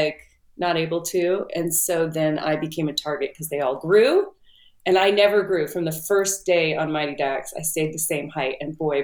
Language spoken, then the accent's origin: English; Southern California, United States; I'm from Southern California.